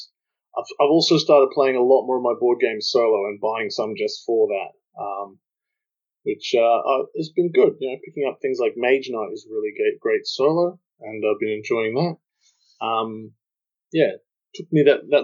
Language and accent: English; Australia; I'm the Australian equivalent of Robin D. Laws